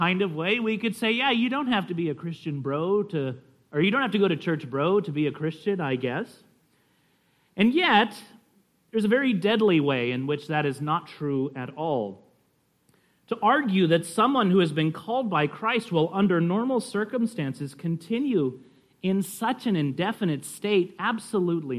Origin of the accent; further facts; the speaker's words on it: California, United States; we're from California